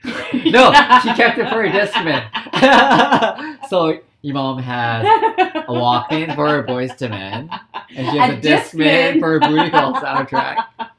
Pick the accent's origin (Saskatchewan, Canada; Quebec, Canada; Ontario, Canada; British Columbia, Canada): British Columbia, Canada; Surrey; now in Vancouver, Canada; Mm-hmm. I'm 30 years old. Mm-hmm. I'm gay. I grew up in Surrey, born and raised in Surrey, mm-hmm. and I now live in Vancouver.